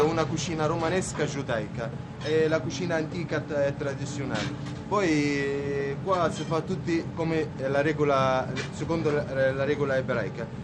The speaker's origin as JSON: {"language": "Italian", "country": "Egypt", "second_language": "Italian", "moved": "yes", "lives_now": "Rome, Italy", "said": "io sono egiziano, cristiano"}